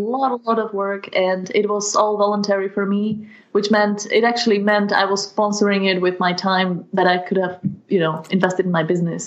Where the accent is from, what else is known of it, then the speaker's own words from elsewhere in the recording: Partizánske, Trenčín Region, Slovakia; English is a second language; my hometown in Slovakia